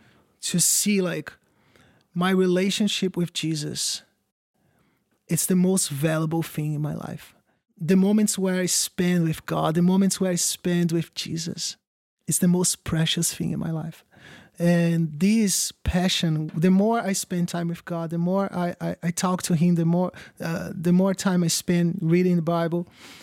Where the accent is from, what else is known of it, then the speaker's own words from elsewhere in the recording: Brazil; English is a second language; Sure. I'm originally from Brazil. I am a youth pastor.